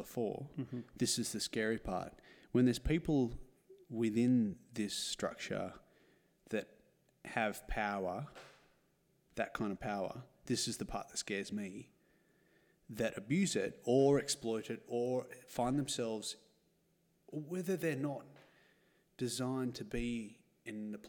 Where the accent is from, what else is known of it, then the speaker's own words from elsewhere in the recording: Australia; I'm Australian